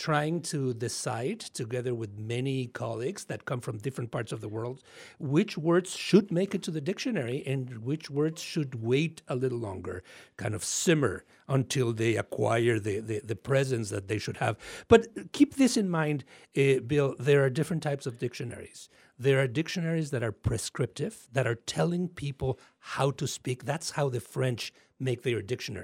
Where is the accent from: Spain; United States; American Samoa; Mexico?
Mexico; accent: Mexican; My Mexican accent.